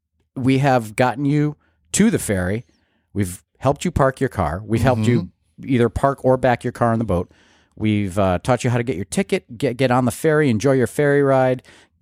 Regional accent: Massachusetts, United States; I grew up in Massachusetts.

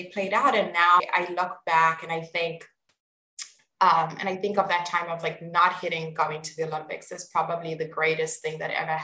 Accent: East Rand, Gauteng, South Africa; also born or lived in Pretoria, South Africa; I grew up on the East Rand and moved into the boarding school

